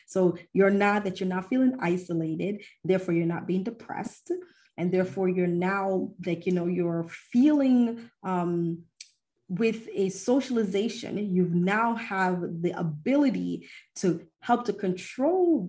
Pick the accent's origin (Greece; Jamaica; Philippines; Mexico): Jamaica; I am from Jamaica